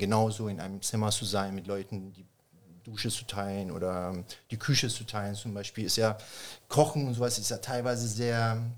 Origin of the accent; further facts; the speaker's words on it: Germany; Flüchtlingscamp oder Refugee Camp oder also Landenheim, wie es damals hieß, äh, groß geworden bin.